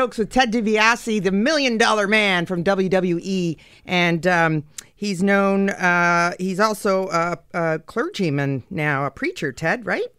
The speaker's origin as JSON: {"language": "English", "country": "Canada", "said": "We're Canadian."}